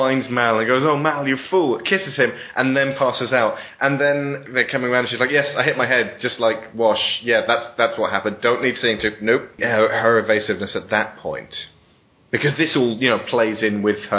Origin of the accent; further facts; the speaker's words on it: United Kingdom; I'm British.